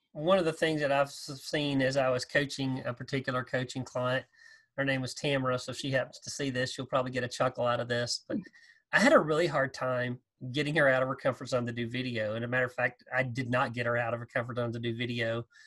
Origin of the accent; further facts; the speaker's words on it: Texas, United States; growing up in Texas